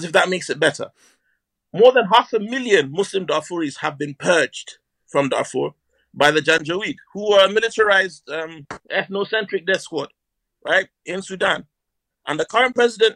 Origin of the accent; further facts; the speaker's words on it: Northern Nigeria, Nigeria; now in England; I'm Nigerian. Not sure if you noticed. I've grown up in Northern Nigeria.